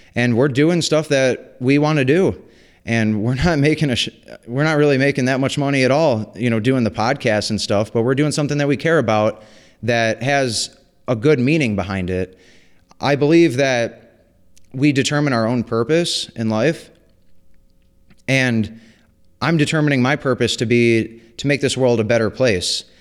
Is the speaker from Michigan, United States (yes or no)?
yes; White Lake, Michigan, United States; I grew up in White Lake, Michigan